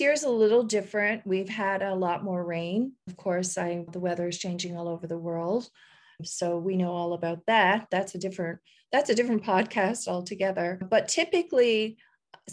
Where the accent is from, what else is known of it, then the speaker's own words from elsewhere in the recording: Fortune, Newfoundland and Labrador, Canada; moved away as an adult; now in Costa Rica; my hometown in Newfoundland, which is Fortune, which is where I grew up and you know, stayed until I was, I guess 18